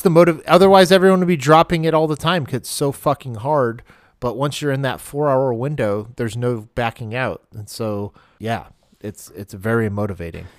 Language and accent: English; Maine, United States; moved away; when I grew up in Maine